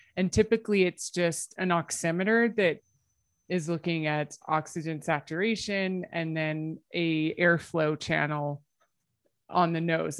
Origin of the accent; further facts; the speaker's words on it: United States; now in Calgary, Canada; I am American